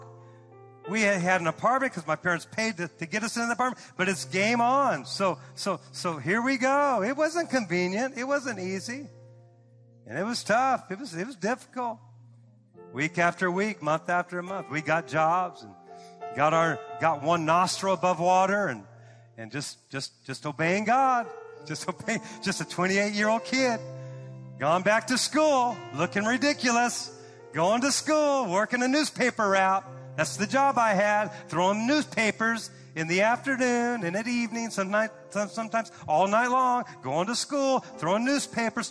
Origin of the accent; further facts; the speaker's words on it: Santa Cruz, California, United States; moved away as an adult; also born or lived in Oklahoma; now in Fresno, United States; I grew up in the Santa Cruz area where all the hippies were.